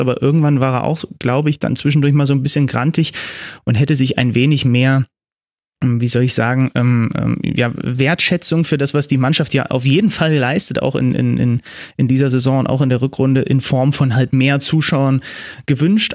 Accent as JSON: {"language": "German", "town": "Zwickau", "region": "Saxony", "country": "Germany", "tie": "born or raised there", "moved": "yes", "said": "ich bin ja in Zwickau geboren, ne? da sind, äh, da wohnen meine Eltern"}